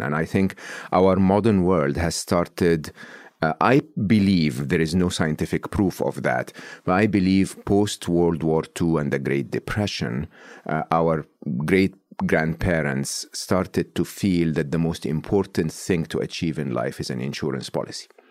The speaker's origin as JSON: {"language": "English", "country": "Egypt", "tie": "born or raised there", "said": "I was born and raised in Egypt, uh, public school, public university in Egypt."}